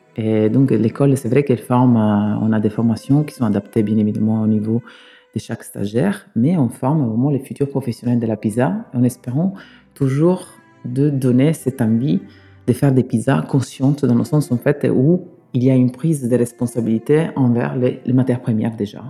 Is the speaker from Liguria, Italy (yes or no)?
no; Sicily, Italy; French is a second language; moved away as an adult; now in Bordeaux, France; je suis né en Italie, hum, je suis né en Sicile. J'ai travaillé quand j'étais petit dans la restauration